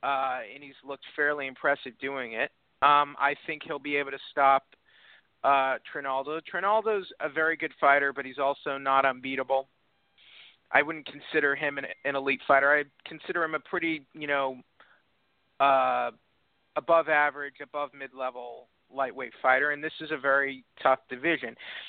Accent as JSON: {"language": "English", "region": "Texas", "country": "United States", "said": "As the Texan here"}